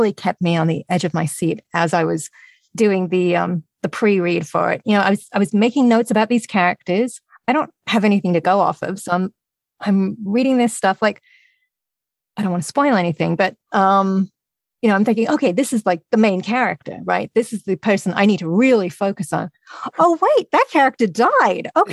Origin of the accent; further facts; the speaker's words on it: England, United Kingdom; me being English too